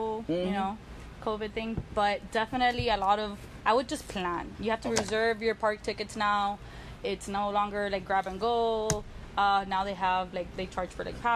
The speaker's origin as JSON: {"language": "English", "town": "Miami", "region": "Florida", "country": "United States", "said": "we're from Miami"}